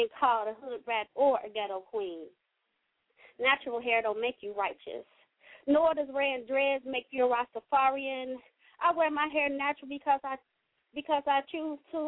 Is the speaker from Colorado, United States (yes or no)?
no; Kentucky, United States; now in Cincinnati, United States; I'm calling in Cincinnati. I live in Cincinnati. I represent Cincinnati. I'm born and raised in Kentucky